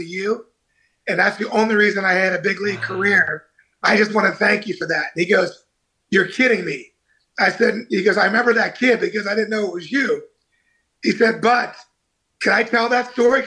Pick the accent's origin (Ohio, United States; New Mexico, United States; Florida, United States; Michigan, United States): Ohio, United States; Cincinnati; also born or lived in Cleveland, Ohio; I grew up in Cincinnati